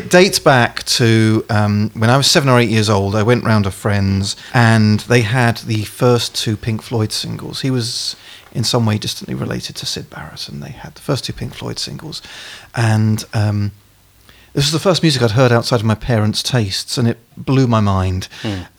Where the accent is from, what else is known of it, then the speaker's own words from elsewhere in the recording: Cambridge, East of England, United Kingdom; moved away as an adult; now in Scotland; born in Cambridge and I grew up just outside Cambridge